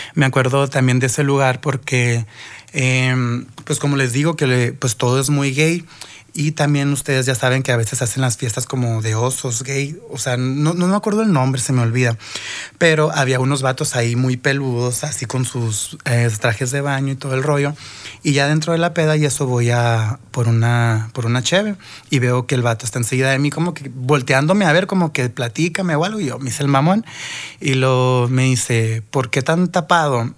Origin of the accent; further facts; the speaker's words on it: Mexico; nosotros mexicanos